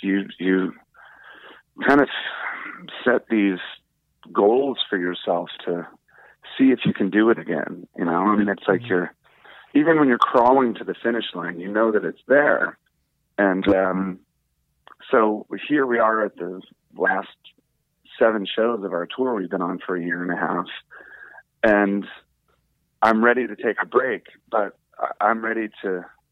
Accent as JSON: {"language": "English", "area": "D.C.", "region": "District of Columbia", "country": "United States", "tie": "born or raised there", "said": "Growing up outside of Washington, D.C., a little punk rock kid"}